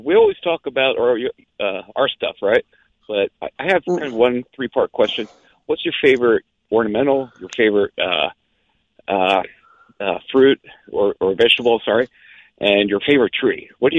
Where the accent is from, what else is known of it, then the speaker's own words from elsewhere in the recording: Pennsylvania, United States; moved away; Well, originally, I'm from Pennsylvania. My grandfather immigrated from Italy